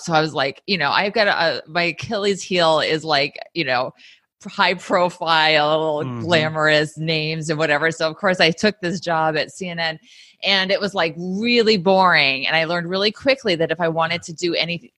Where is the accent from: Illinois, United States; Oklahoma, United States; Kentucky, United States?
Illinois, United States; Sycamore; moved away as an adult; also born or lived in Valdosta, Georgia; now in New York, United States; I'm from a small town in Illinois, Sycamore, Illinois